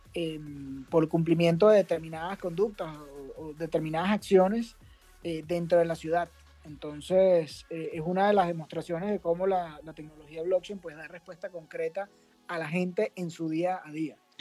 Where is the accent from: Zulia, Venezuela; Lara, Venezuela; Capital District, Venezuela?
Capital District, Venezuela; Caracas; Yo soy venezolano, caraqueño.